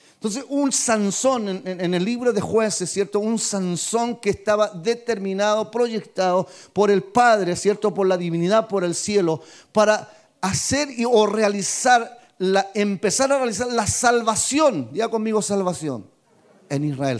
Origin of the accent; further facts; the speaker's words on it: Talca, Maule, Chile; yo soy de Talca, mi ciudad es esta, mi nacimiento, mi cuna, mis padres, mis abuelos, todos de Talca